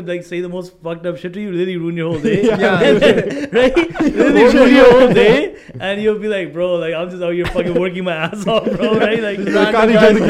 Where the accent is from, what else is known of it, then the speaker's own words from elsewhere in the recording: Surrey, British Columbia, Canada; Growing up in Surrey